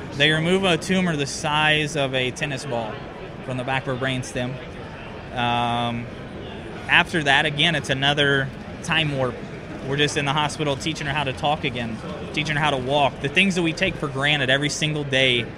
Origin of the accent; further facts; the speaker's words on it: Farmington, Missouri, United States; We're from Farmington